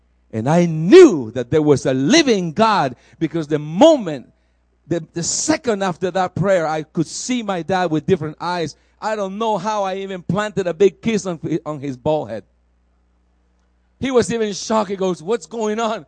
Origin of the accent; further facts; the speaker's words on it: El Salvador; moved away; I was a traditional Catholic in a Catholic school in El Salvador